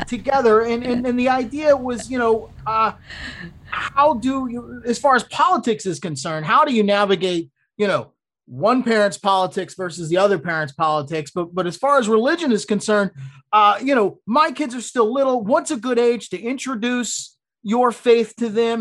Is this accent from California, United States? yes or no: no; Florida, United States; I'm from Florida, Louisville